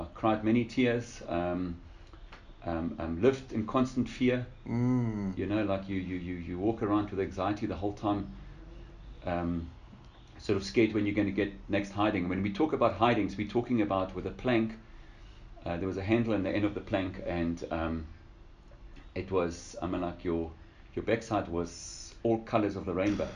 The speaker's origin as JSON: {"language": "English", "town": "Lüderitz", "region": "Karas Region", "country": "Namibia", "tie": "born or raised there", "also_born_or_lived": "Windhoek, Namibia", "said": "I was born in Ludwitz in Namibia. It's like a little German fishing town."}